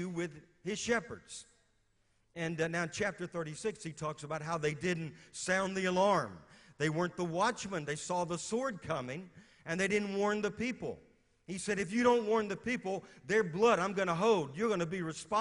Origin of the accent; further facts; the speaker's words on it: Louisiana, United States; moved away as an adult; also born or lived in West Virginia; I'm from Louisiana